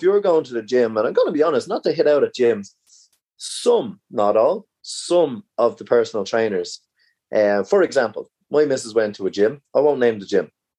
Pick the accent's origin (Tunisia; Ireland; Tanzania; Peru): Ireland; as Irish people